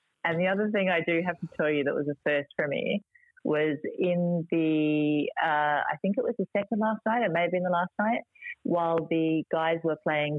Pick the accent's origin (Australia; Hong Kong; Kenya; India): Australia; Adelaide, South Australia; I'm from Adelaide